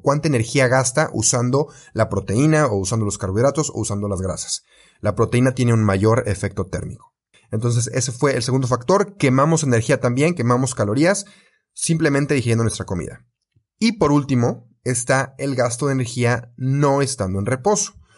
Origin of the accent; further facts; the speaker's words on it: Mexico; yo soy de México